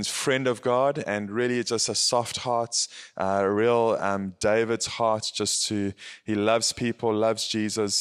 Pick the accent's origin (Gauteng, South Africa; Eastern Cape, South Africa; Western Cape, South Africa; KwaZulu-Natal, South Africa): KwaZulu-Natal, South Africa; Howick; I'm from South Africa, a place called Howick, Howick. And it is in the Midlands